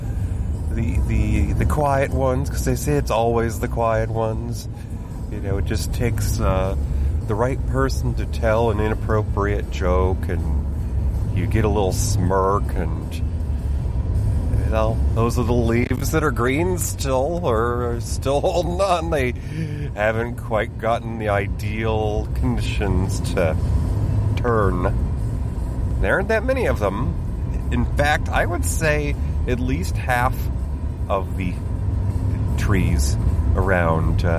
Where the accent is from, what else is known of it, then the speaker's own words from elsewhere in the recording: New York, United States; I am from New York State.